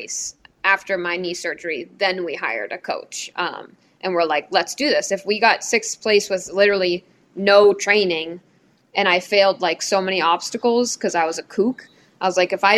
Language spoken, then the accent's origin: English; Cape Cod, Massachusetts, United States; we're like from Cape Cod. Central. This is like, so we're not from the city at all.